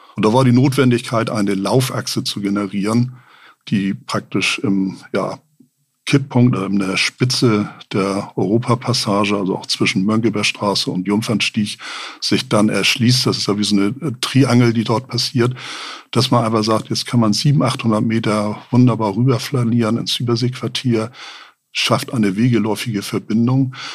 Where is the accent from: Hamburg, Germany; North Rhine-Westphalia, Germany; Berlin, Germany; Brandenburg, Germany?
Hamburg, Germany; als Hamburger